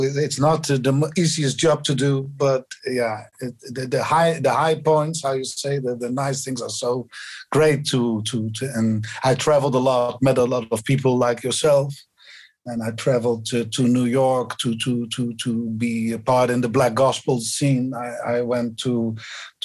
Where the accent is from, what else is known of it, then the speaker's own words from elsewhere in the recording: near Bergen op Zoom, North Brabant, Netherlands; English is a second language; also born or lived in Rotterdam; now in Amsterdam, Netherlands; I grew up in Brabant, in a little village in the neighborhood of Bergen-op-Zoom.